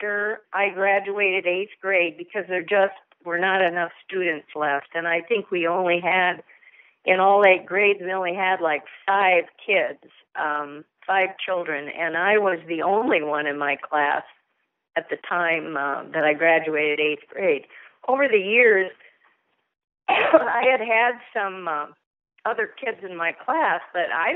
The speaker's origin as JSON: {"language": "English", "town": "Gregory", "region": "South Dakota", "country": "United States", "tie": "born or raised there", "said": "I grew up on a farm in central South Dakota, south of Dallas, South Dakota, by Gregory. I went to high school in Gregory"}